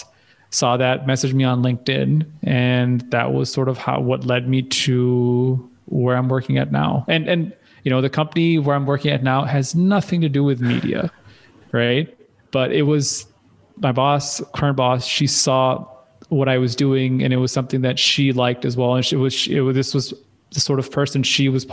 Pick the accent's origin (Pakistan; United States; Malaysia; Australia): Pakistan; growing up in Pakistan is very different